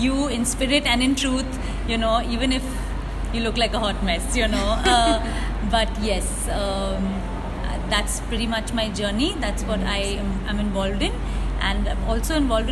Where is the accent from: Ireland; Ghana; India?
India; every time somebody asked me, where are you from, and I said I'm from India